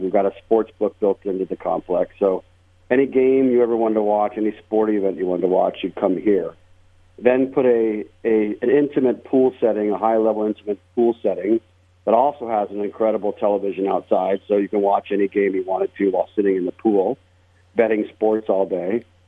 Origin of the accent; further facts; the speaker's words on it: Las Vegas, Nevada, United States; I was born and raised in Las Vegas